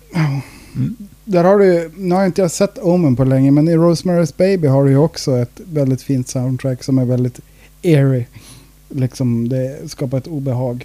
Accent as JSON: {"language": "Swedish", "country": "Sweden", "said": "som svensk"}